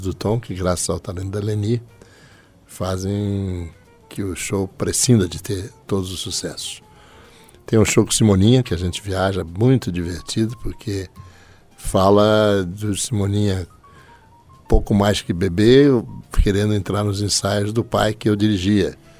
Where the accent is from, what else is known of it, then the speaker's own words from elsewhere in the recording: São Paulo, Brazil; now in Rio de Janeiro, Brazil; Nasci no Hospital Alemão que antes era só Hospital Alemão, transformou-se no Hospital Oswaldo